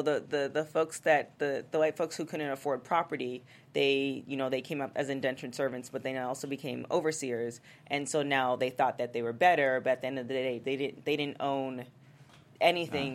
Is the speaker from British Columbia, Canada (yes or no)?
no; Toronto, Ontario, Canada; moved away; I grew up in Toronto